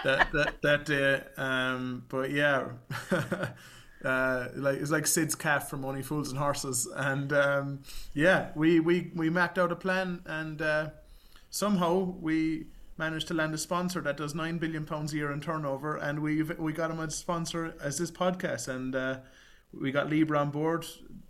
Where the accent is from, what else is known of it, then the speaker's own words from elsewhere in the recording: Youghal, Munster, Ireland; moved away as an adult; also born or lived in Chicago; now in London, United Kingdom; I grew up in a town called Youghal in the East Cork, southeast of Ireland.